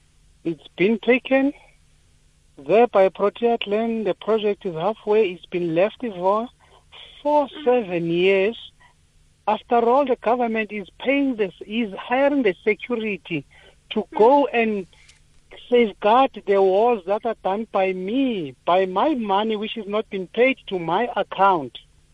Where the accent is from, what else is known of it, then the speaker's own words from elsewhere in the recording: South Africa; I've been all the doors that you feel as a South African you can be helped.